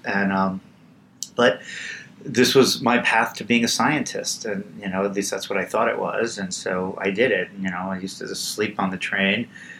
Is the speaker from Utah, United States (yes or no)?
no; New York City, New York, United States; moved away as an adult; now in California, United States; So, I grew up in Queens. I'm the first member of my family to go to college.